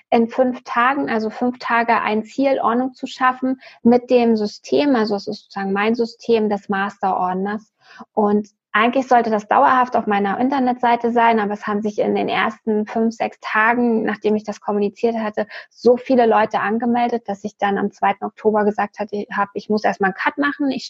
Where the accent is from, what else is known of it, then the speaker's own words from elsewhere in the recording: Germany; ich bin aus ja. Nordosten von Berlin, ich bin Ossi, wir sind beide so ungefähr zehn gewesen, als die Mauer gefallen ist